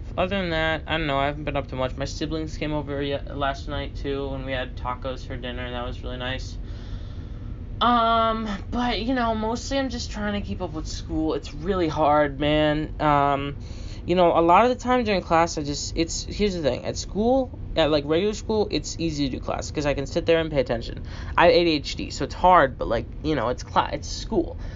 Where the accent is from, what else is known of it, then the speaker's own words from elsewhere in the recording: United States; I'm the American who's gone to school here for nine years